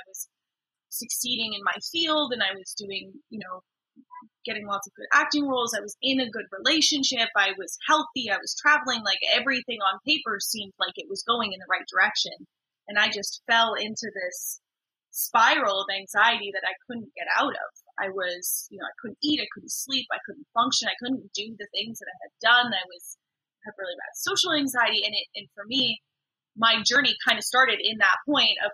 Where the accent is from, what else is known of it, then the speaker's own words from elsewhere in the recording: Vancouver, British Columbia, Canada; I grew up in Vancouver.